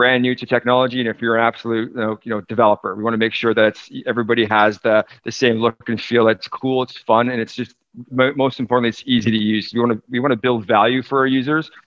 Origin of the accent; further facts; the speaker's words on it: Toronto, Ontario, Canada; also born or lived in United States; now in British Columbia, Canada; So I grew up in Toronto, but I've lived in BC for almost 20 years, going back and forth to the US